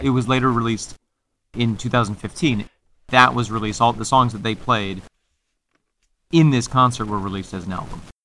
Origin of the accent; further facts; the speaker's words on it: Mexico, New York, United States; Casey's Cottage is a historical cottage in my hometown of Mexico, New